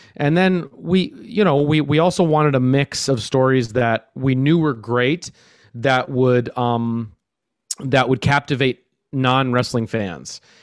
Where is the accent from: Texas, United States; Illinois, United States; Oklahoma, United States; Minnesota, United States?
Minnesota, United States; Minneapolis; I'm I'm from Minneapolis, Minnesota.